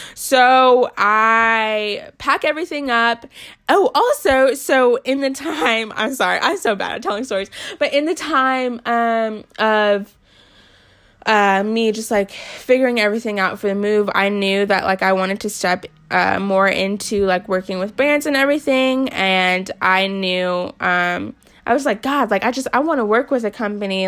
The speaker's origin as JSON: {"language": "English", "town": "Newport News", "region": "Virginia", "country": "United States", "tie": "born or raised there", "also_born_or_lived": "Florida", "moved": "as an adult", "said": "I grew up in Newport News, Virginia for the most part. I lived in Florida for two years when I was younger, but like, I grew up in Newport News"}